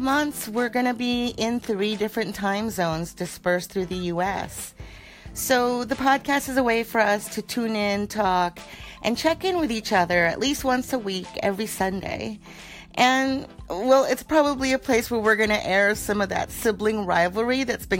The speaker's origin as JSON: {"language": "English", "region": "Southern California", "country": "United States", "tie": "born or raised there", "said": "We grew up in Southern California, and we are of mixed Asian descent."}